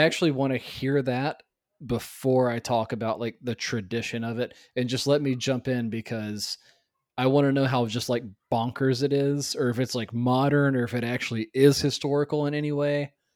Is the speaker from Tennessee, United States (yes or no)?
yes; Tennessee, United States; growing up in Tennessee